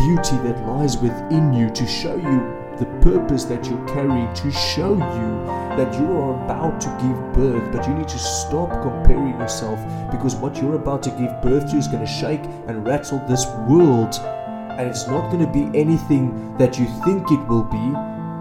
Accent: South Africa; as a South African

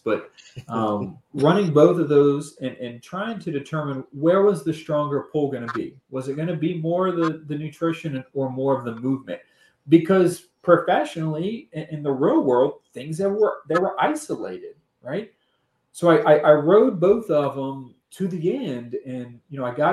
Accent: New Orleans, Louisiana, United States; originally growing up in New Orleans

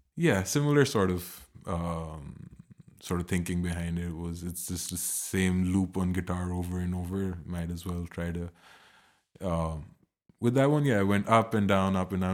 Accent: Pakistan; now in Berlin, Germany; I come from Pakistan and I live in Berlin

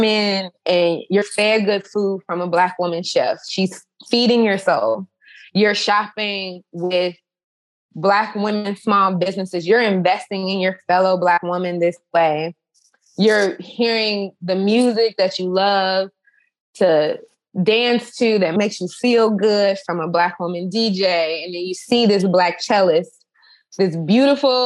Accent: Chicago, Illinois, United States; in Chicago, my hometown

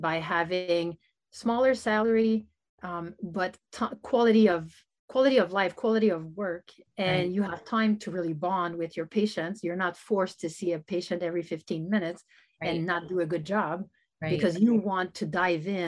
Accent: Canada; also born or lived in United States; I'm Canadian

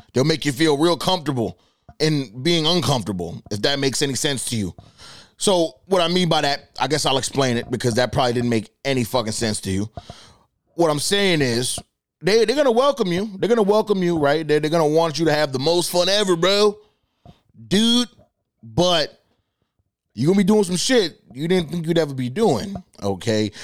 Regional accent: Boston, Massachusetts, United States; I'm from Boston

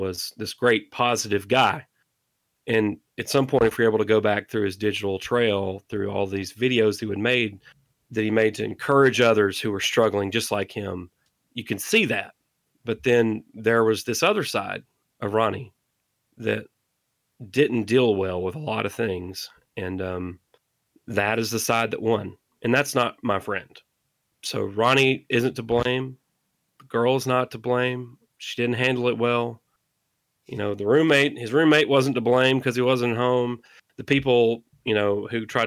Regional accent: the South, Mississippi, United States; I'm from the South, so if somebody says, hey, go get me a Coke, they could mean any form of soda, right? Like here in Mississippi, we say Coke

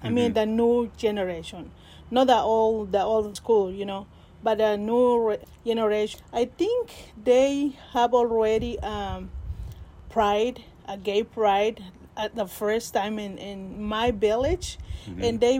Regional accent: Peto, Yucatán, Mexico; first language Spanish; English is a second language; moved away as an adult; now in Mendocino County, United States; I'm from Mexico, from the state of Yucatan. And I've been here at least 25 years in Mendocino County.

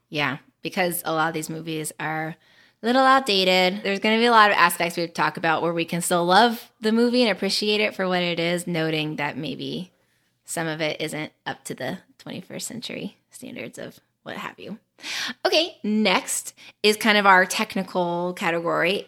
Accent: North Carolina, United States; I am from North Carolina in the United States of America.

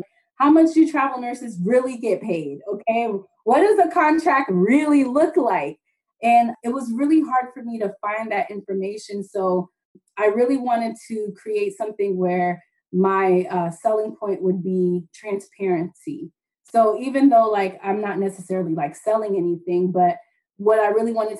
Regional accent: Southwest Florida, United States; I was born in Southwest Florida.

